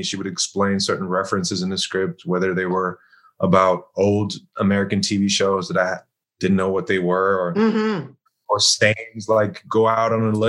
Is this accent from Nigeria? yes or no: no; Germany; My mom's German. My father's from Ghana, Africa. And so I grew up in Germany.